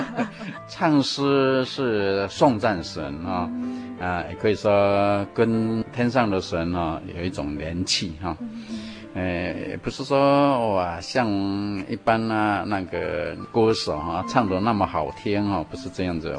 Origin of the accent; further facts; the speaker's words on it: Chiayi, Chiayi City, Taiwan; 我的老家是在嘉义市的美尼，就是以前的嘉义农庄的对面，一个村庄。我们那个村庄可以说都是传统民间信仰